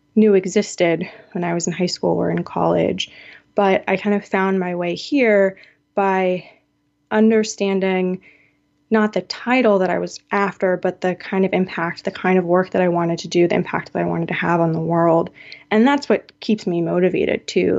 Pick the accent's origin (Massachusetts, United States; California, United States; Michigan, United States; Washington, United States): Washington, United States; Seattle; my hometown of Seattle